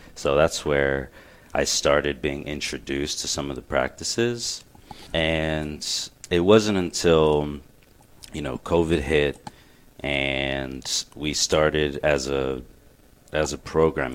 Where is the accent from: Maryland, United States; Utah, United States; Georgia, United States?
Maryland, United States; Glen Burnie; also born or lived in Miami; I was born in Miami, but I grew up around here in Glen Burnie